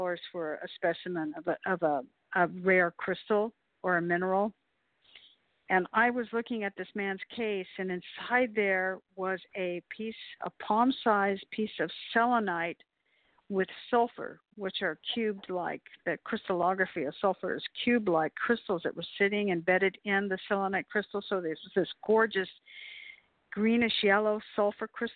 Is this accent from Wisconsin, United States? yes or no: no; El Paso, Texas, United States; I'm from El Paso